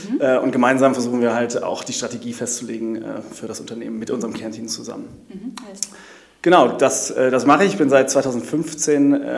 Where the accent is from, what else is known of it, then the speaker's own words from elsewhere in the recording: Hamburg, Germany; ich habe mich äh, sozusagen als Hamburger auch damit auseinandergesetzt